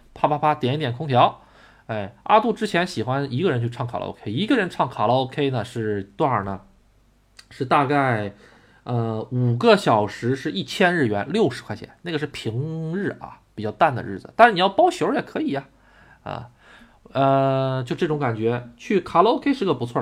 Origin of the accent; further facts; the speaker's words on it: Tonghua, Jilin, China; 我出生的地方吉林省通化市